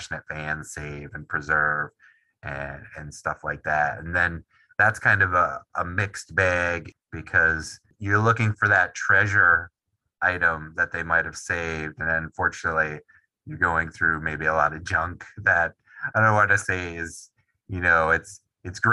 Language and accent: English; Wisconsin, United States; also born or lived in New England; I am from Wisconsin, born and raised, grew up a Packers fan